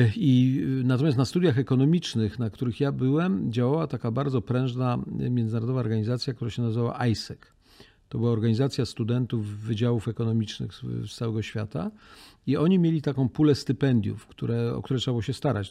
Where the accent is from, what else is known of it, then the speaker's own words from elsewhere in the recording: Poland; jak powiedziałem, że jestem z Polski